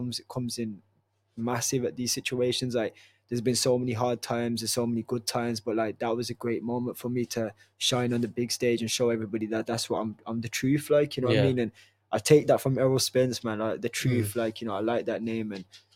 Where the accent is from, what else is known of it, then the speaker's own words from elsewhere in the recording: Wolverhampton, West Midlands, United Kingdom; I'm from Wolverhampton. I support my own city. You know what I mean? This is where I'm from.